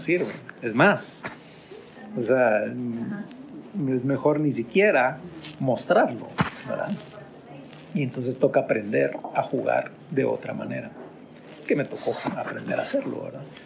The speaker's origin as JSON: {"language": "Spanish", "country": "Guatemala", "tie": "born or raised there", "said": "nosotros nacimos en Guatemala, estamos en Guatemala"}